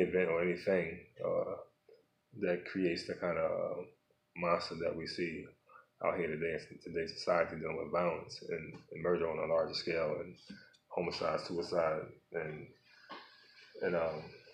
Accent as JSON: {"language": "English", "town": "Philadelphia", "region": "Pennsylvania", "country": "United States", "tie": "born or raised there", "said": "my life growing up in South Philadelphia"}